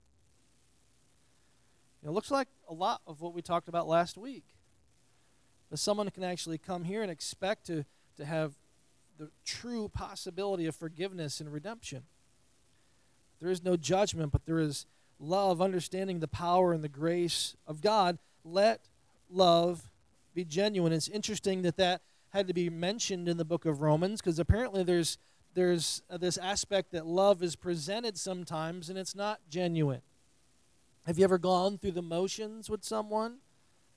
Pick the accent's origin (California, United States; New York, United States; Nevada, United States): New York, United States; moved away as an adult; now in Southern United States; I'm from New York, in New York